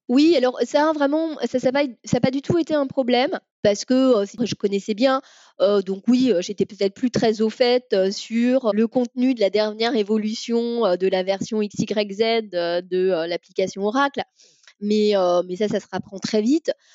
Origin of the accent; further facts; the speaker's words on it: Paris, Île-de-France, France; moved away as an adult; now in Carnac, France; je suis née à Paris